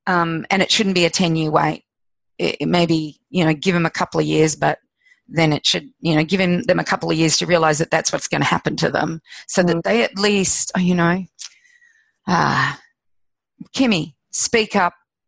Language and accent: English; Australia